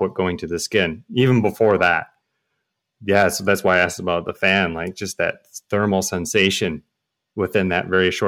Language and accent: English; Wisconsin, United States; moved away as an adult; now in Perth, Australia; I'm from Wisconsin. We ride indoors all the time in the winter, and then I moved to Perth